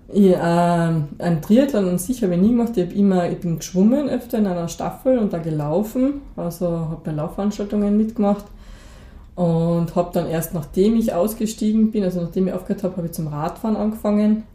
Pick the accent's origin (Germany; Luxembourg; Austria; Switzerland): Austria; Moosburg, Carinthia; also born or lived in Klagenfurt; ich bin aufgewachsen in Moosburg, in einer kleinen Gemeinde